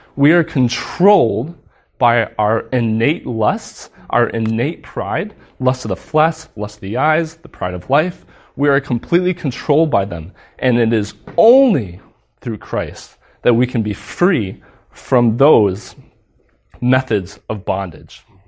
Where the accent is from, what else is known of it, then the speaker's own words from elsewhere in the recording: United States; moved away; I'm American